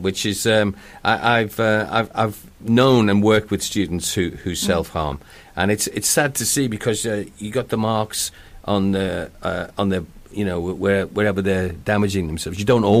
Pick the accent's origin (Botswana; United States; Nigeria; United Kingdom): United Kingdom; England; now in Wales; I ended up living in another country with my mum. It's only Wales. But, you know, we moved from England to Wales.